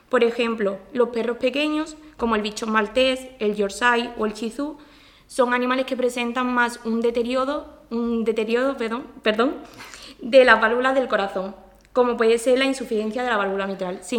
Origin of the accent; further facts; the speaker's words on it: Jerez de la Frontera, Andalusia, Spain; yo soy …, vengo de Jerez de la Frontera